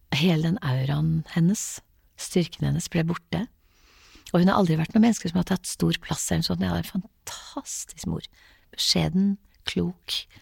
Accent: Haugesund, Rogaland, Norway; also born or lived in Lambertseter, Oslo; vi flyttet fra Lambertseter til Haugesund da jeg var ganske liten

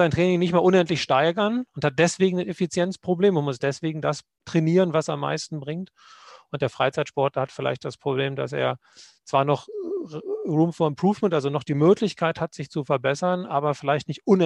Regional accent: Lower Saxony, Germany; Nee, man sagt, äh, das akzentfreiste Deutsch Deutschlands von der Gegend, wo ich herkomme.

